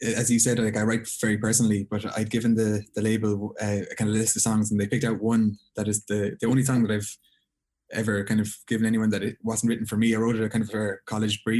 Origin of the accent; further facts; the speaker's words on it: Galway, Connacht, Ireland; also born or lived in Belmullet; I'm from Galway, but I moved to Belmullet.